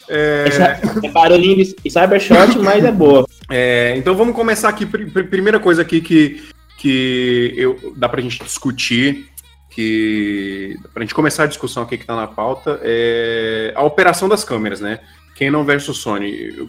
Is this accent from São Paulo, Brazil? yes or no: no; Rio de Janeiro, Brazil; Nascido e criado em Realengo.